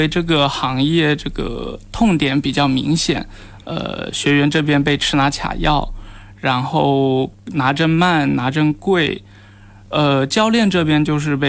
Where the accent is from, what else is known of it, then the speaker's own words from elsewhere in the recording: Nanchang, Jiangxi, China; now in Shenzhen, China; 呃，首先因为我是南昌人，然后因为是试点嘛